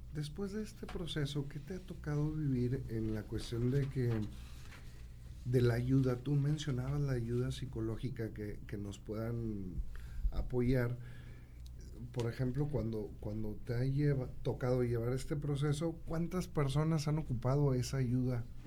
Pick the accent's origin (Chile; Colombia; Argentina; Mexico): Mexico; Santiago, Nuevo León; Yo soy de Santiago de Nuevo León, vivo allá